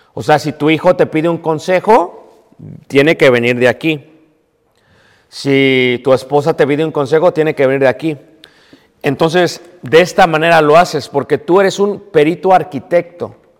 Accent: Mexico City, Mexico; cuando yo era pequeño, hermanos, lo que se celebraba en Ciudad de México era el 6 de enero

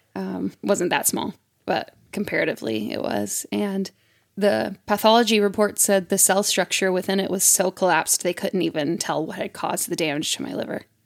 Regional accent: Mississippi, United States; it's my home state

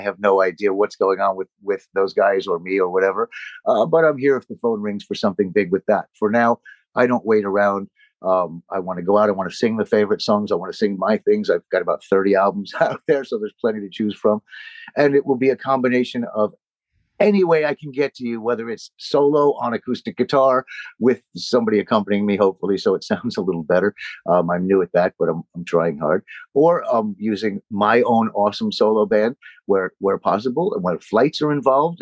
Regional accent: New Jersey, United States; moved away; I was from New Jersey

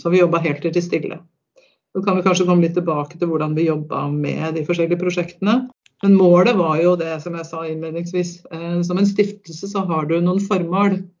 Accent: Fetsund, Akershus, Norway; also born or lived in Lillestrøm

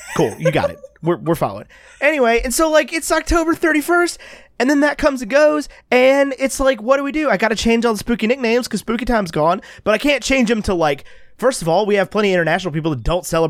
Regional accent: Virginia, United States; moved away; I'm from Virginia.

